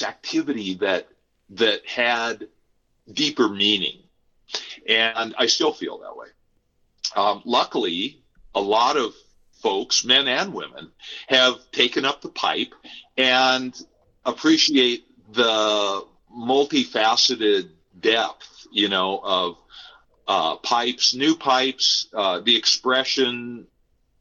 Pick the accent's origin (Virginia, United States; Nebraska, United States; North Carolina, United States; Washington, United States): Nebraska, United States; moved away; I am also from Nebraska originally.